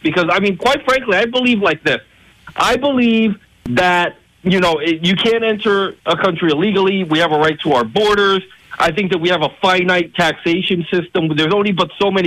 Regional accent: United States; I'm a Puerto Rican, Puerto Rican descent. I'm an American citizen born in America, and I identify as an American

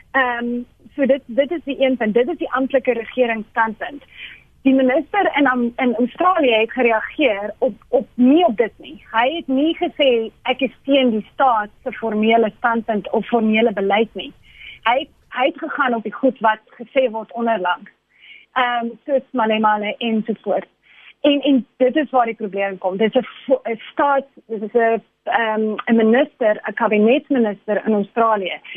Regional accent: South Africa; as Afrikaners

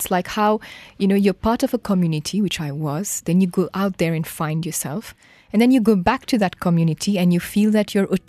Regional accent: Mauritius; moved away as an adult; now in Kuala Lumpur, Malaysia; I'm from Mauritius.

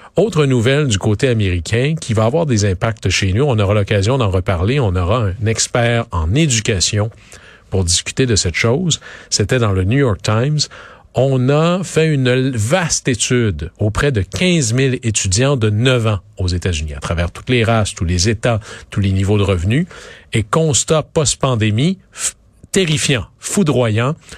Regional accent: Quebec, Canada; dans mon coin de pays, au Saguenay-Lac-Saint-Jean

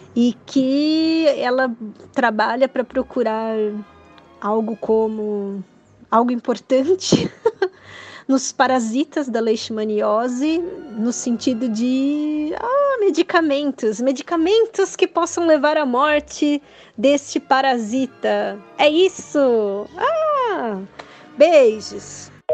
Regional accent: ABC Paulista, São Paulo, Brazil; sou do ABC

